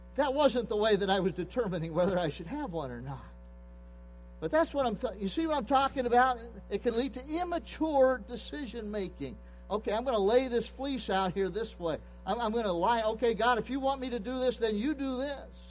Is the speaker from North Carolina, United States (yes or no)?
no; Pennsylvania, United States; I grew up in Pennsylvania.